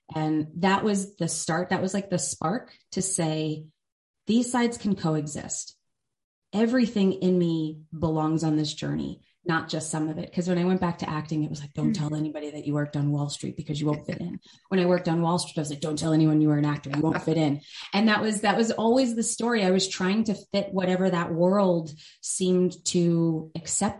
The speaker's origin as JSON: {"language": "English", "country": "United States", "tie": "born or raised there", "said": "I grew up outside of New York City"}